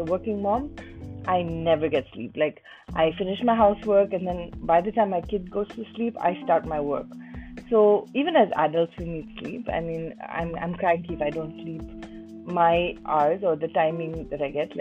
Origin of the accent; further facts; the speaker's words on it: India; I'm Indian